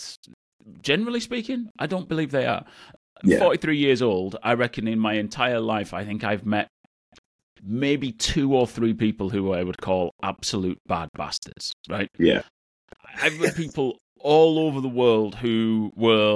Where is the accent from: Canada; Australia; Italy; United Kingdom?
United Kingdom; Bradford, Yorkshire and the Humber; Bradford, which is where I'm from, city close to my heart, my hometown